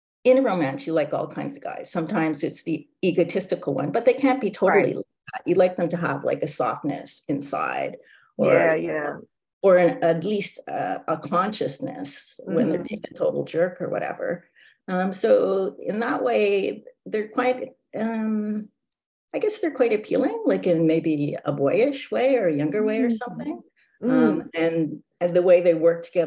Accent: Canada; now in Vancouver, Canada; being Canadian, and you basically grow up with that. So like at my high school, we had a hockey team

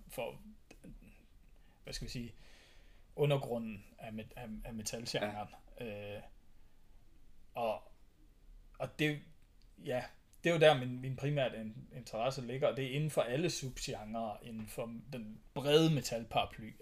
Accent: Thy, North Denmark Region, Denmark; jeg er opvokset i Thy

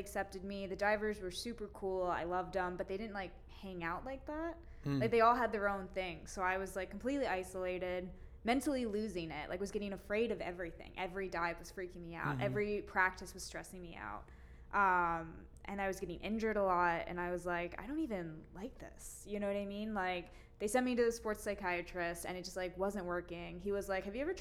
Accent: Ames, Iowa, United States; moved away as an adult; now in Chicago, United States; I grew up in Ames, where Iowa State University is

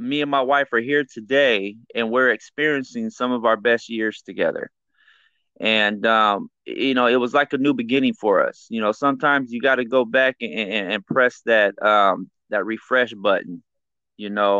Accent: Riverside, California, United States; I was born and raised in Riverside, California

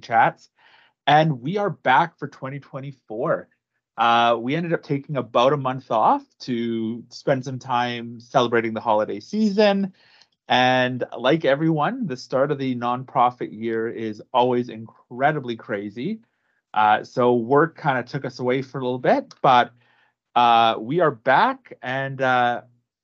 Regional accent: Prince George, British Columbia, Canada; I am from Prince George, British Columbia, where I pretty much spent most of my life

